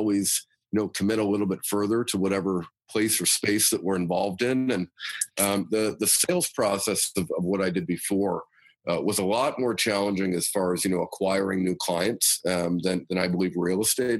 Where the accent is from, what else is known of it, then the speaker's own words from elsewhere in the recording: London, Ontario, Canada; I was born and raised in London, Ontario. Grew up here, went to high school here, university here